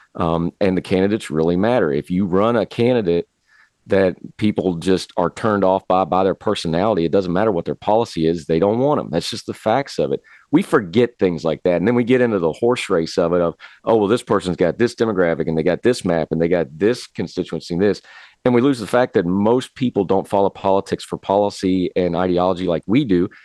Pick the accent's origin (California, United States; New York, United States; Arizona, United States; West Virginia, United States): West Virginia, United States; I'm from West Virginia. We got coal trains